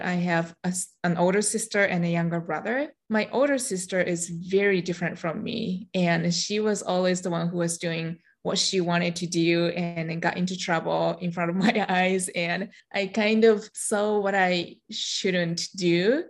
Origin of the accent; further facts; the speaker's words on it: Japan; first language Japanese; English is a second language; moved away as an adult; also born or lived in Michigan, United States; now in United States; I'm Japanese. I was born and raised in Japan. About half of my life, I lived there. And when I turned 21, I came to the United States